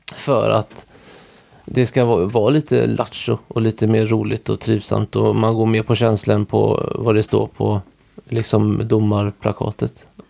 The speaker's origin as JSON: {"language": "Swedish", "area": "Orust", "region": "Västra Götaland", "country": "Sweden", "said": "Där vi bor nu, där är jag ifrån"}